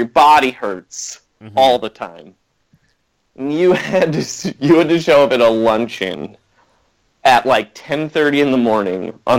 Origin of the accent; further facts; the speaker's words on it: New York, United States; I couldn't become a Laker fan because I'm from New York.